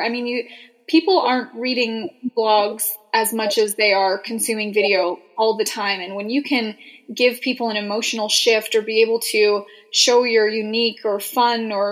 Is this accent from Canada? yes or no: yes; Edmonton, Alberta, Canada; also born or lived in Boise, Idaho; I'm originally from Canada